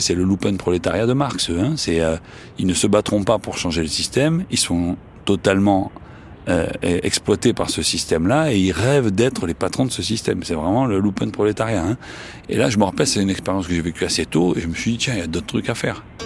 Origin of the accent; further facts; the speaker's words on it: Marseille, Provence-Alpes-Côte d'Azur, France; accent: Marseillais; j'ai un accent marseillais